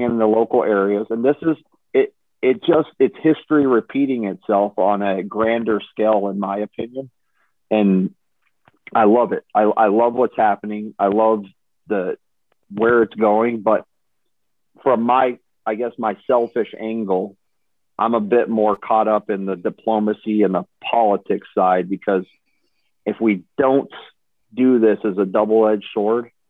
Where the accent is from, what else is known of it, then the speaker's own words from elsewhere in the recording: Texas, United States; I'm from Texas my whole life